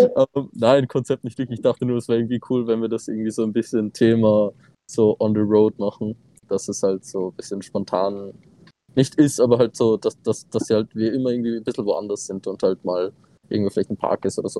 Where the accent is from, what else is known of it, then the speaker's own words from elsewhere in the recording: Austria; Aber natürlich sind wir Österreicher